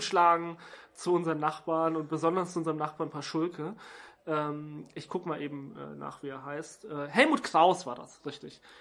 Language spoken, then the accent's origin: German; Stuttgart, Baden-Württemberg, Germany; meiner Heimatstadt Stuttgart